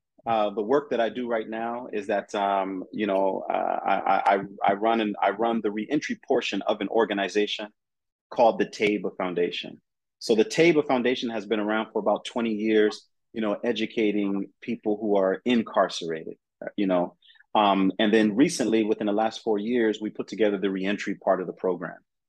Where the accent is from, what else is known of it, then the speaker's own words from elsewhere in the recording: California, United States; also born or lived in Colorado / Ohio / Atlanta, Georgia; I'm you know, I'm from California, but I've lived everywhere. I've lived in Colorado. I've lived in Ohio. I've lived in Atlanta, Georgia.